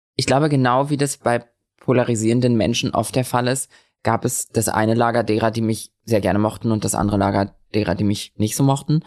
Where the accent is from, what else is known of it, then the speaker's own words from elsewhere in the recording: Lübeck, Schleswig-Holstein, Germany; now in Berlin, Germany; ich bin in Lübeck geboren